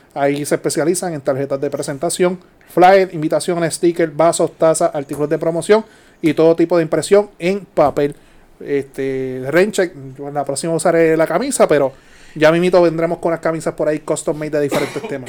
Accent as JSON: {"language": "Spanish", "country": "Puerto Rico", "said": "como típico boricua"}